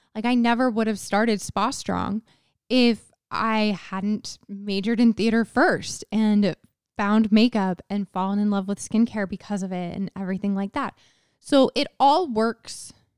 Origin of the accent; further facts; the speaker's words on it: Texas, United States; moved away as an adult; also born or lived in Utah; I grew up in Texas. So I went to high school in Texas